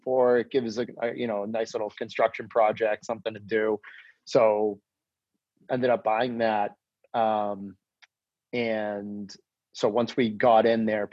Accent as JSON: {"language": "English", "town": "Lynnfield", "region": "Massachusetts", "country": "United States", "tie": "born or raised there", "said": "I grew up in Linfield"}